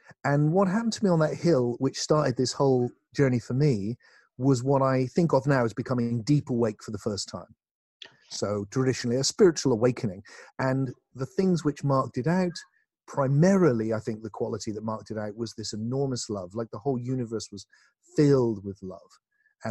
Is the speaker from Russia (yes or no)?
no; South West England, United Kingdom; in my hometown, not far from where I live now, in the southwest of England